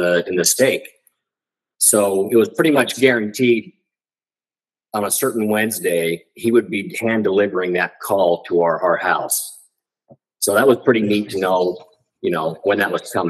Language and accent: English; Kaysville, Utah, United States; I grew up in Utah, Kaysville, Utah, very active area.